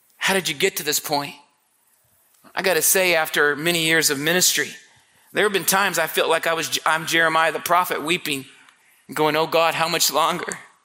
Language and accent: English; Marion, Indiana, United States; I was born and raised in Marion, Indiana. I was a street kid